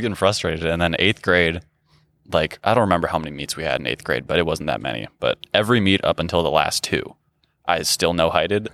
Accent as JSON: {"language": "English", "town": "Grand Rapids", "region": "Michigan", "country": "United States", "tie": "born or raised there", "said": "I grew up in Grand Rapids, Michigan"}